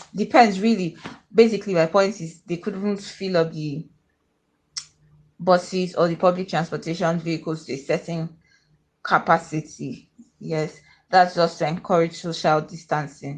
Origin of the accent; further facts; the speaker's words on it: Akwa Ibom, Nigeria; I'm from Akwa Ibom State in Nigeria